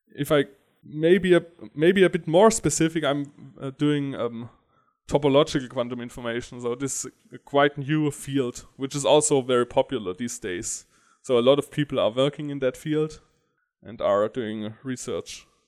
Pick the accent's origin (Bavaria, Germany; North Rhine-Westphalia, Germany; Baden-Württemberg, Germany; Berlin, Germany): Baden-Württemberg, Germany; Stuttgart; also born or lived in Karlsruhe; And I come from Stuttgart